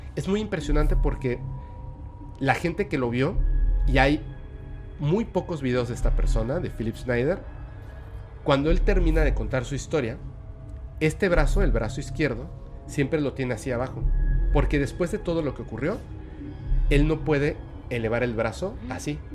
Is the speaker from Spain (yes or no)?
no; Mexico; also born or lived in Mérida, Yucatán; yo soy un mexicano que está aquí en Mérida, Yucatán.